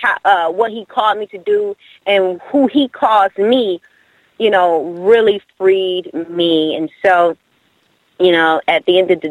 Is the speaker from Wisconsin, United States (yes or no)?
yes; Milwaukee, Wisconsin, United States; now in Dallas, United States; originally born and raised in Milwaukee, Wisconsin, and then now moved to Dallas, Texas